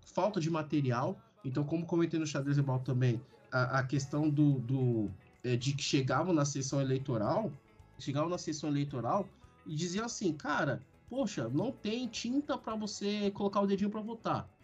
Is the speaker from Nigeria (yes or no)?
yes; Nigeria; como nigeriano